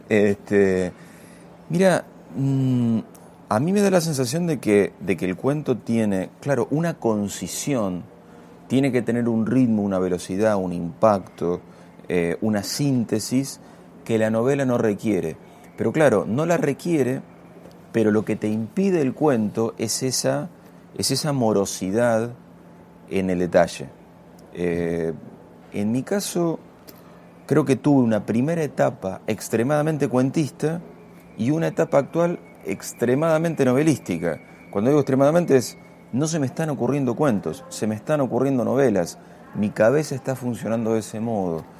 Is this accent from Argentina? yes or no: yes; Castelar, Buenos Aires Province, Argentina; me crié en Castelar jugando al fútbol